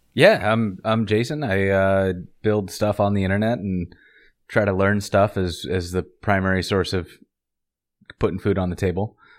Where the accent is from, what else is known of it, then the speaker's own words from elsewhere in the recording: Montana, United States; I grew up in Montana